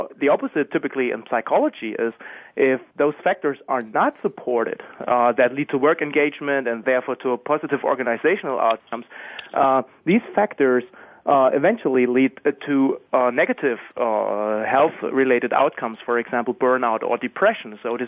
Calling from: Germany; I'm calling from Germany.

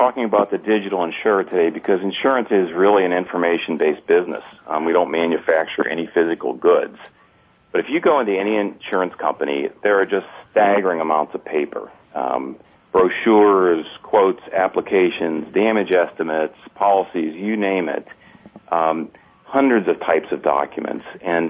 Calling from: Columbus, Ohio, United States; I am from Columbus, Ohio today.

